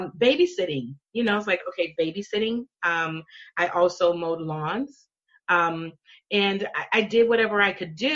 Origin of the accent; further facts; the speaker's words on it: Louisiana, United States; I grew up in Louisiana, born and raised in Louisiana